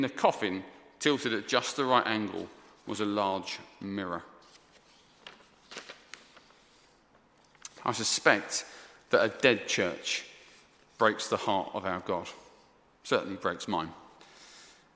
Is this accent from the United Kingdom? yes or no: yes; Essex, East of England, United Kingdom; moved away; also born or lived in South London; I'm from Essex originally, in case you're confused. I'm from Essex, not South London.